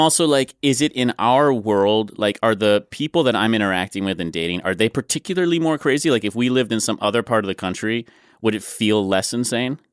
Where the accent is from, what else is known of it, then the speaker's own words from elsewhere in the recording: New York City, New York, United States; moved away as an adult; now in Los Angeles, United States; I grew up in Manhattan